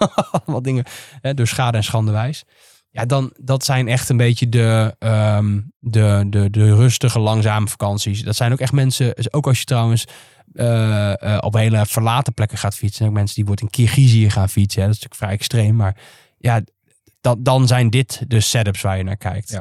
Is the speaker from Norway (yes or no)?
no; Netherlands; als Nederlanders